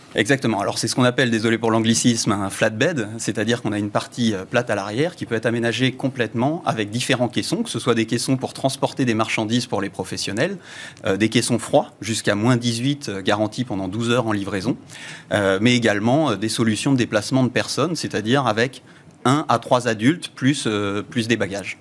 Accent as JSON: {"language": "French", "town": "Le Mans", "region": "Pays de la Loire", "country": "France", "tie": "born or raised there", "also_born_or_lived": "Réunion", "moved": "as an adult", "said": "j'ai grandi en Sarthe."}